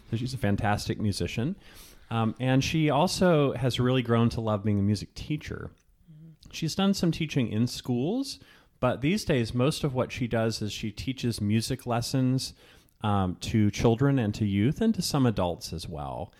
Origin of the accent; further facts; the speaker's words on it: Virginia, United States; moved away; also born or lived in Richmond, Virginia; I grew up in Virginia. I have lots of family from South Carolina